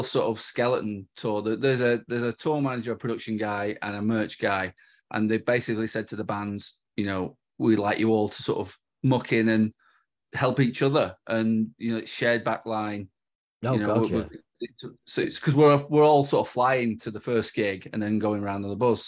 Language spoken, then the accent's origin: English; North West England, United Kingdom; We're from the north